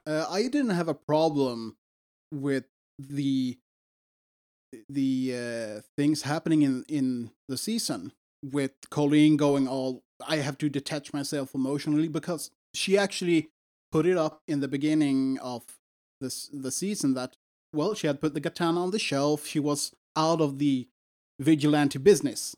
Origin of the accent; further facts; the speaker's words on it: Sweden; English is a second language; we're from Sweden.